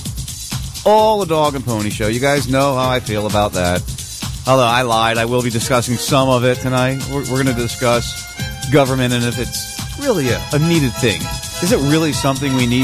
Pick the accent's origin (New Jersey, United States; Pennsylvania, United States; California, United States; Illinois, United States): New Jersey, United States; I grew up in Jersey. I grew up where the mafia was prevalent.